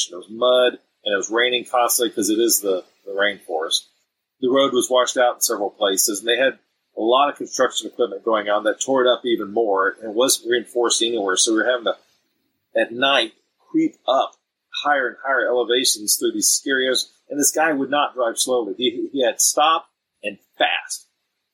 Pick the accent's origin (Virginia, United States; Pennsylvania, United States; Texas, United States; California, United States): Texas, United States; We all speak some Spanish because we're all from Texas